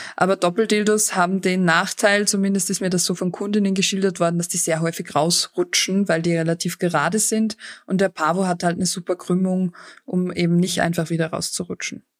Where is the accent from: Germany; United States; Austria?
Austria; bei uns in Österreich